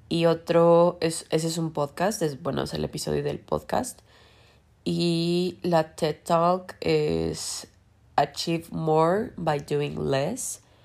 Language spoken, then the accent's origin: Spanish; Mexico; porque somos mexicanos